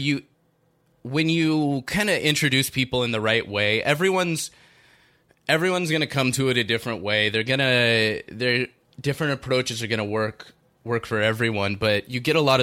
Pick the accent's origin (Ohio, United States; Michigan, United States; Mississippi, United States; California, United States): California, United States; Southern; I grew up in Southern California and in Orange County in Long Beach in L.A. You know, it's where I grew up